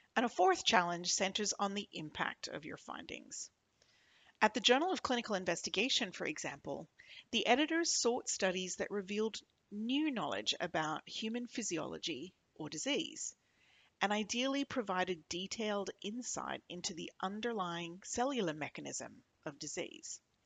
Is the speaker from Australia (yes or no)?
yes; Australia; now in New York, United States; I'm Australian, a microbiologist